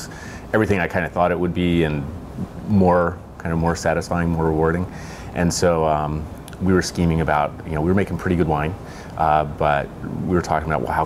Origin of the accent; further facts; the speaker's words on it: East Coast, United States; moved away as an adult; now in Oregon, United States; I grew up on the East Coast